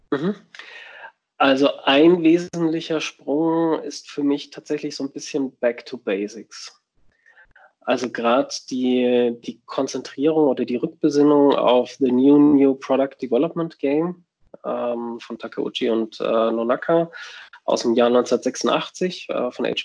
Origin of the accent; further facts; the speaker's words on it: Würzburg, Bavaria, Germany; wir haben drei Standorte in München, Würzburg, wo ich herkomme, und Berlin.